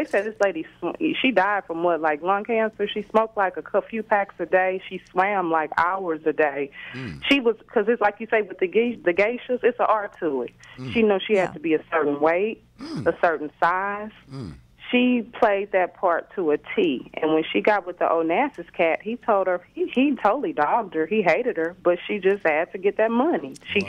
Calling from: St. Louis, Missouri, United States; I'm calling from St. Louis.

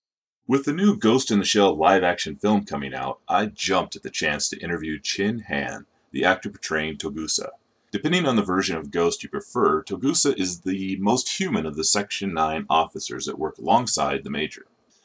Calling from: Arizona, United States; I'm calling from Arizona.

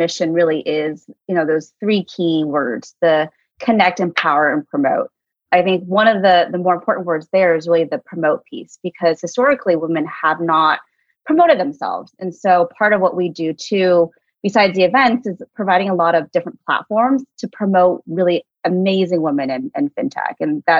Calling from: Oakland, California, United States; And I'm calling in from clear across the country in the Bay Area. So in Oakland, California, even though my background says I really want to be in New York.

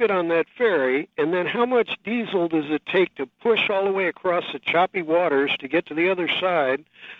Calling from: San Francisco, California, United States; I'm calling you from San Francisco, and we are a peninsula, right?

